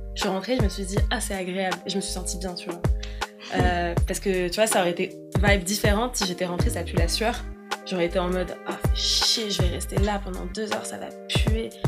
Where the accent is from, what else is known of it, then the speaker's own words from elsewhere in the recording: Paris, Île-de-France, France; 24 ans et je viens de Paris